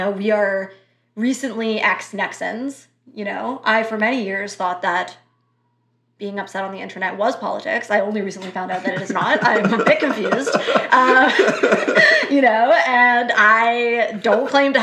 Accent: Canada; we are Canadian

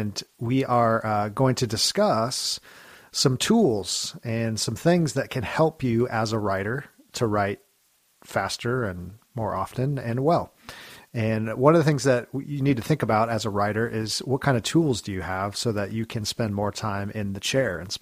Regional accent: California, United States; I'm originally from California

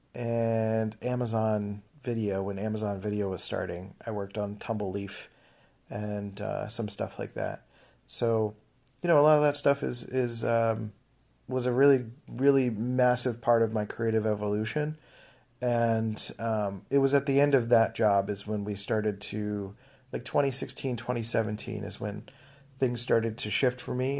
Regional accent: Philadelphia, Pennsylvania, United States; I grew up in Philadelphia.

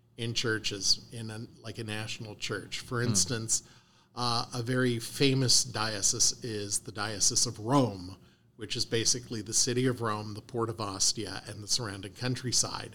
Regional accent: Canada; also born or lived in Ohio / Cincinnati; now in Arizona, United States; I'm a dual citizen. I was born and raised in Canada.

